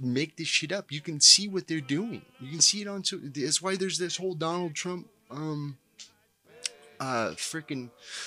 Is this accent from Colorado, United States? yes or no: yes; Colorado, United States; my home state of Colorado